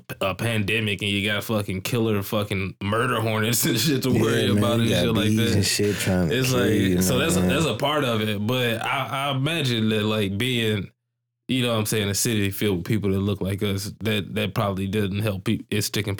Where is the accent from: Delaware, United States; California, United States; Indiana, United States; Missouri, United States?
Missouri, United States; St. Louis; now in Dallas, United States; I'm not originally from here. I was originally born in St. Louis